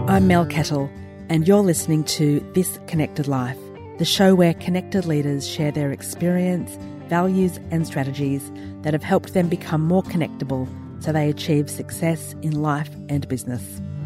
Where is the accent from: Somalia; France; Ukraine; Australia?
Australia; Gosford, New South Wales; when I was a teenager, we grew up in Gosford on the New South Wales Central Coast